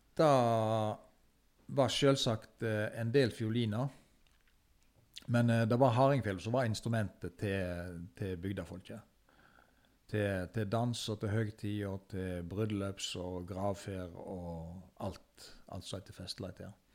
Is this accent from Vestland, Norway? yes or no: yes; Fykse, Vestland, Norway; jeg som er født og oppvokst på Fykse